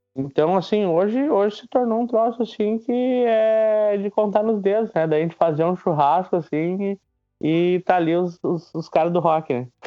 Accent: Nova Hartz, Rio Grande do Sul, Brazil; Sou, sou natural de Navarrartes

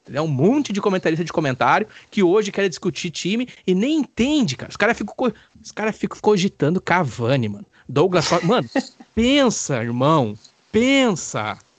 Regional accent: Brazil; nós brasileiros

